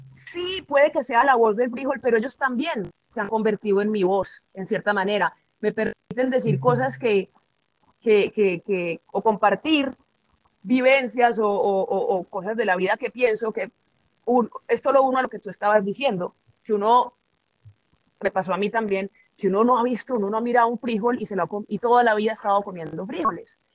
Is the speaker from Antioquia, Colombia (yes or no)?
yes; Antioquia, Colombia; aquí en Antioquia, de donde soy